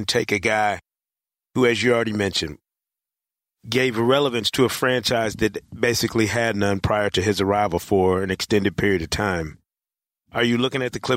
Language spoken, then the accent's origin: English; Michigan, United States; moved away; That's my home state